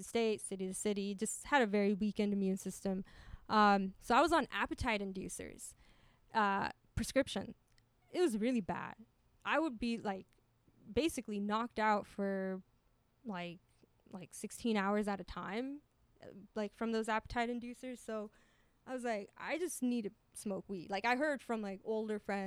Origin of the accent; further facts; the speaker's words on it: Pasadena, California, United States; my hometown, Pasadena